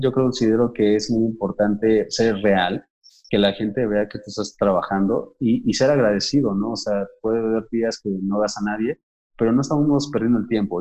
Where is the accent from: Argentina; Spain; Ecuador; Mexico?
Mexico; nosotros como mexicanos